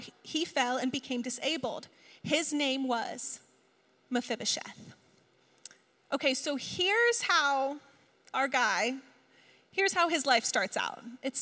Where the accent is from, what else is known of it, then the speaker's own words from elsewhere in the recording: East Coast, United States; moved away as an adult; now in West Coast, United States; We're both from the East Coast